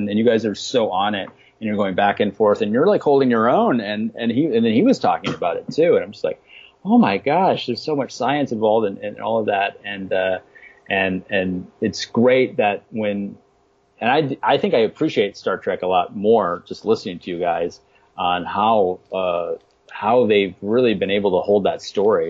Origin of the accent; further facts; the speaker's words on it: Midwest, United States; I grew up in the Midwest.